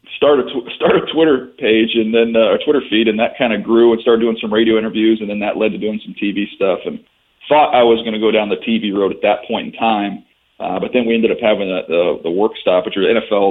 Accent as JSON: {"language": "English", "town": "San Diego", "region": "California", "country": "United States", "tie": "born or raised there", "also_born_or_lived": "Monroe, Louisiana", "moved": "as an adult", "said": "I was a kid who grew up in San Diego"}